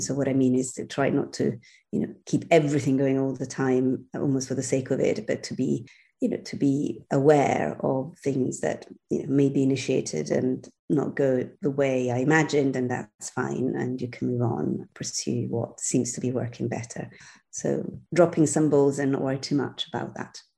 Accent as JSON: {"language": "English", "town": "Milan", "region": "Lombardy", "country": "Italy", "tie": "born or raised there", "also_born_or_lived": "Brussels / Amsterdam / Rome", "moved": "as an adult", "lives_now": "London, United Kingdom", "said": "I was born and bred in Milan."}